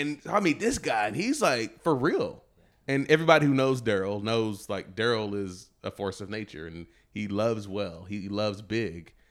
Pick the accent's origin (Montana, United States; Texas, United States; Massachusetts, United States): Texas, United States; I grew up in Texas